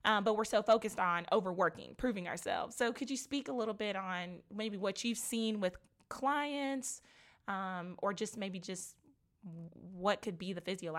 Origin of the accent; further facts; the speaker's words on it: Nigeria; I can relate to that as well, being Nigerian, and it's just not something that people are very comfortable talking about.